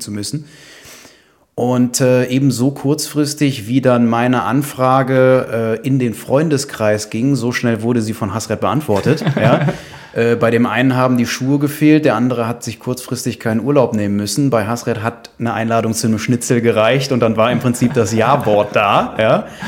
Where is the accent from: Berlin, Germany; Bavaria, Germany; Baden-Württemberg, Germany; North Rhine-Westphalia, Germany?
North Rhine-Westphalia, Germany; Düsseldorf; also born or lived in Aachen / China; komme gebürtig aus Düsseldorf. Mhm. Da lebe ich auch wieder